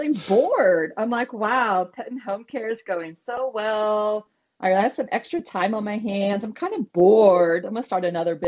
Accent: Potomac, Maryland, United States; also born or lived in Los Angeles, California; now in Frederick, United States; I had grown up in Montgomery County in Potomac

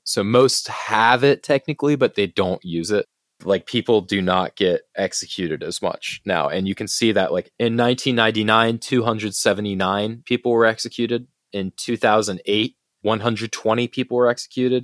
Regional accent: United States; as an American

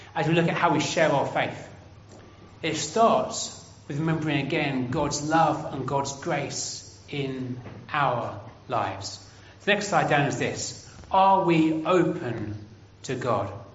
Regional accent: England, United Kingdom; I'm from England

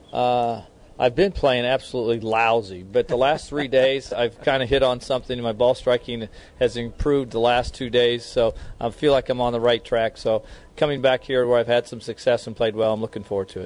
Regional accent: Kansas City, United States; moved away; I was born and raised in Kansas City

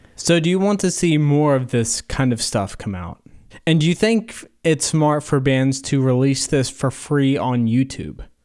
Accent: Corbin, Kentucky, United States; I live in southern Kentucky. I'm from Corbin, Kentucky, which is home of K F C.

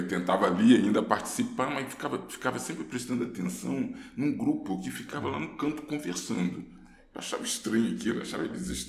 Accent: Rio de Janeiro, Brazil; born there; Eu morava ali, eu nasci na Ladeira dos Tabajaras e estudava no Corso Barcelos.

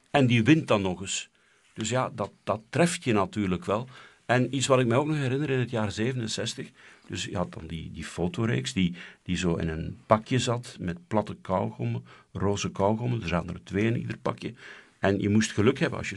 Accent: Flanders, Belgium; accent: West Flemish; om als West-Vlaming dat, dat West-Vlaamse accent proberen weg te krijgen.

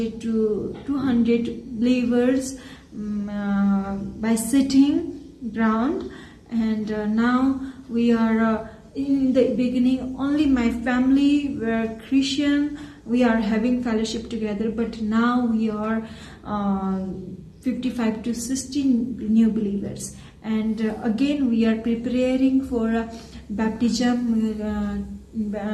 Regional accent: Nepal; from Nepal, and I'm doing ministry in Far West Nepal. God called me to serve my village

